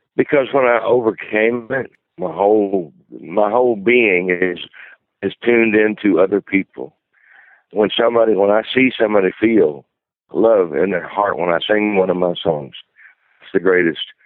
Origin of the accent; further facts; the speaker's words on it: Brownsville, Tennessee, United States; moved away; also born or lived in Texas; I'm from Brownsville, Tennessee